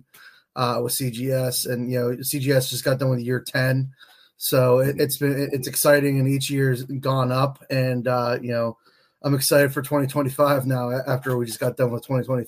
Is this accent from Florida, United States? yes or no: no; Pittsburgh, Pennsylvania, United States; So I grew up in Pittsburgh. I went to Hopewell High School